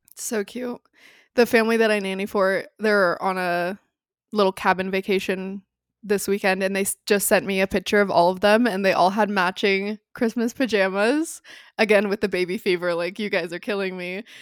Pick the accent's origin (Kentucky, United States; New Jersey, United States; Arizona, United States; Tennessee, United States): Arizona, United States; Phoenix; moved away; growing up in Phoenix